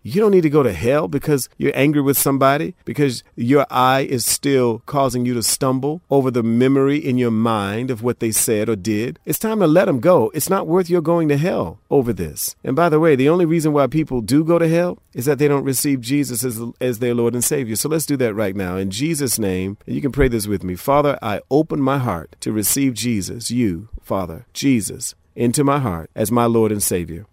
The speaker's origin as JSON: {"language": "English", "town": "Hampton", "region": "Virginia", "country": "United States", "tie": "born or raised there", "moved": "yes", "said": "I grew up there in the Hampton, Virginia area and Tidewater area"}